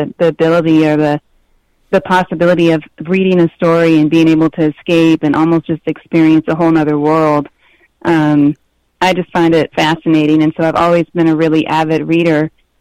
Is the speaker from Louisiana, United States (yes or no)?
yes; New Orleans, Louisiana, United States; We lived uptown in an area called Uptown